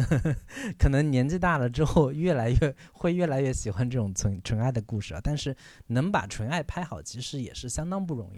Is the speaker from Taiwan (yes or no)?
no; southern China, China; 我作为一个南方人